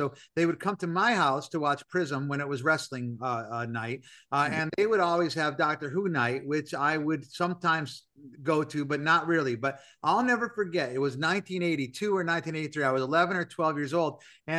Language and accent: English; Scranton, Pennsylvania, United States; moved away; I grew up in Scranton, Pennsylvania, and I was an only child.